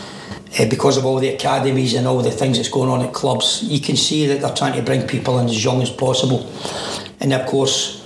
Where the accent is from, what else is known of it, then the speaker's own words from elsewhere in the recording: Glasgow, Scotland, United Kingdom; Born in Govan, moved from Govan into Pollock.